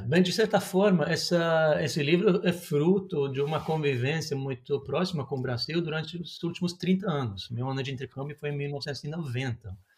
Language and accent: Portuguese; Norway; Portuguese is a second language; also born or lived in Brazil; como a gente costuma falar aqui na Noruega